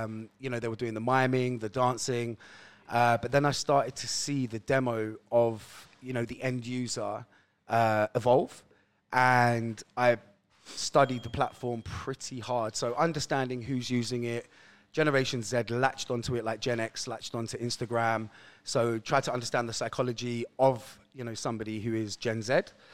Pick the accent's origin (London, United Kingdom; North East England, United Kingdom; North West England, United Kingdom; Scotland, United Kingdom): London, United Kingdom; Roehampton; So, it started in a jolly place called Roehampton, the second largest council estate in the UK.